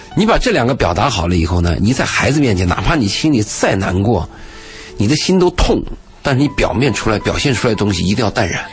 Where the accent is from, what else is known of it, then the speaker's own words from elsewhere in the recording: Gansu, China; moved away; 我有一年去甘肃，去我老家